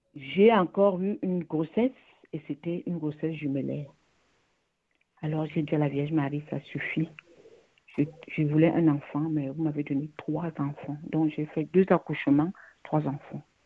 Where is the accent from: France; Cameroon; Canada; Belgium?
Cameroon; Je suis une Camerounaise